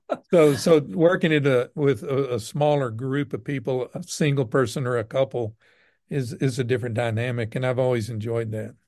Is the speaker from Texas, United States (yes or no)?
yes; Southeast Texas, United States; now in Midland, United States; growing up in Southeast Texas